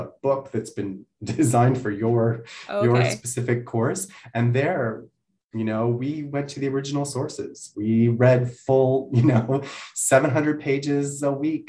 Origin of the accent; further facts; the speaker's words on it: Glenburnie, Ontario, Canada; now in Montreal, Canada; I am from a little place called Glen Burnie, which is very close to Kingston